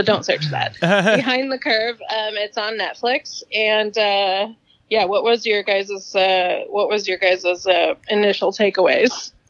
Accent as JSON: {"language": "English", "region": "Southern California", "country": "United States", "tie": "born or raised there", "said": "growing up in Southern California"}